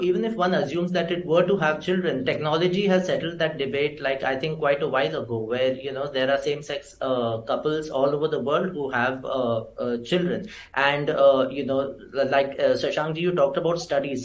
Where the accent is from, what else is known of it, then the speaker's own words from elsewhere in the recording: India; as citizens of India who are proud to be Indian